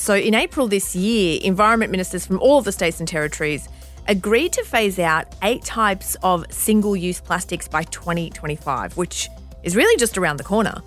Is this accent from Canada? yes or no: no; Bankstown, New South Wales, Australia; I grew up in that area. I grew up in Bankstown. My parents still live in Bankstown.